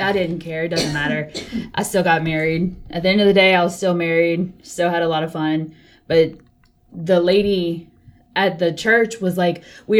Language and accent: English; Lafayette, Louisiana, United States; I am from Lafayette.